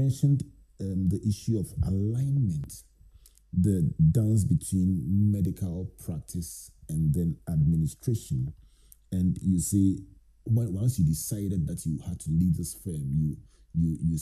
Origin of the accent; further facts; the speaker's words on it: Takoradi, Western Region, Ghana; when I was growing up in Takoradi with my favorite family doctor, Dr. Deka